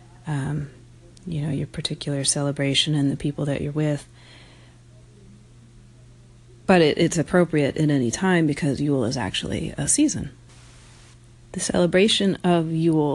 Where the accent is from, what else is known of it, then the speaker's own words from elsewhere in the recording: Jamestown, New York, United States; moved away; I was born in Jamestown.